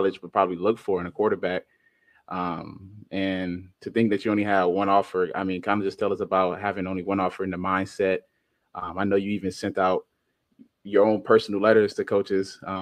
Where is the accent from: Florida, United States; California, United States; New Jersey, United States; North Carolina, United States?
Florida, United States; Miami; moved away; I came from Miami, which is totally different from where you came from.